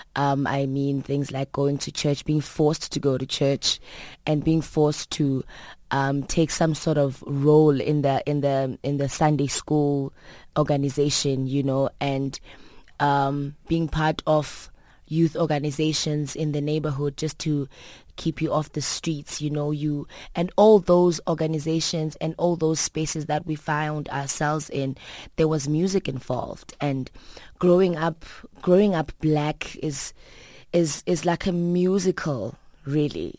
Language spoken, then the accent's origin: English; Soweto, Gauteng, South Africa; also born or lived in Port Elizabeth, South Africa; I grew up in Soweto. Um, I grew up in three different places in, in South Africa. Uh, being, um, Port Elizabeth, where my mother was born. And Soweto, like, four other parts of Soweto, you know. So, I'm, I'm proud to say that I'm a Sowetan girl